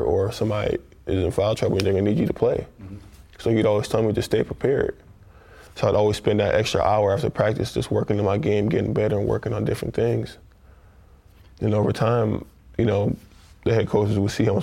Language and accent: English; New York, United States; moved away as an adult; now in Detroit, United States; I'm a kid from New York